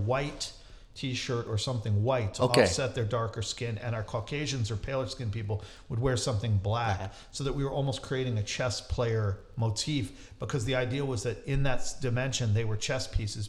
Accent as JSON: {"language": "English", "town": "New York City", "region": "New York", "country": "United States", "tie": "born or raised there", "said": "It's my hometown."}